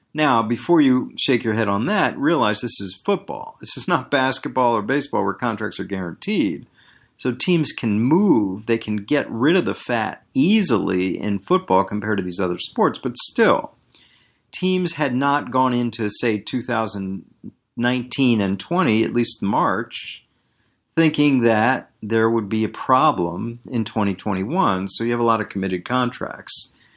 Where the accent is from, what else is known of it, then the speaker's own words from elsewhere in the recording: Washington, District of Columbia, United States; I'm born and bred in Washington, D C